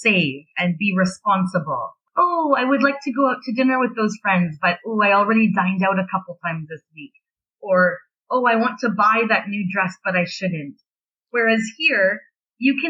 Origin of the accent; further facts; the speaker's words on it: Canada; also born or lived in Beijing; I'm Canadian